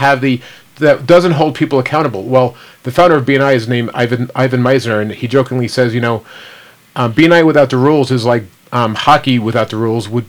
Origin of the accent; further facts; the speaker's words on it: New York, United States; moved away; I'm from New York.